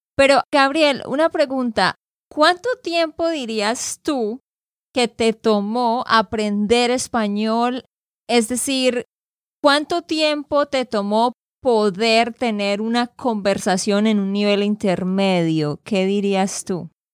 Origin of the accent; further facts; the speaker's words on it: Santander, Colombia; de Santander, Colombia